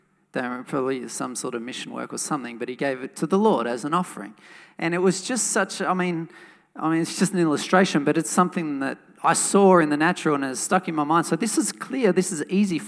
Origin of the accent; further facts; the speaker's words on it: Wollongong, New South Wales, Australia; a church that I grew up in Wollongong.